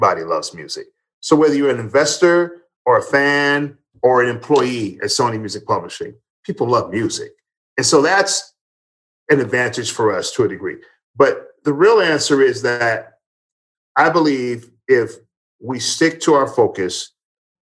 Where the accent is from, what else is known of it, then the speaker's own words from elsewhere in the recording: Denver, Colorado, United States; I grew up in Denver, Colorado